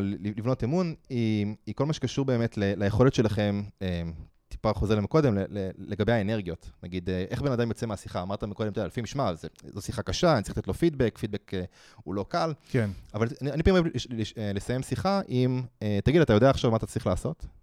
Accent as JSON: {"language": "Hebrew", "country": "Israel"}